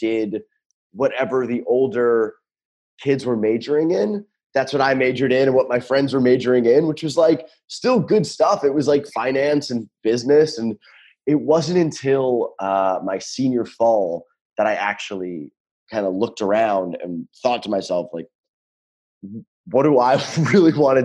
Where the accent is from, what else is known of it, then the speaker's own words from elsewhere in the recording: New York, United States; moved away as an adult; also born or lived in Philadelphia; now in California, United States; I grew up in New York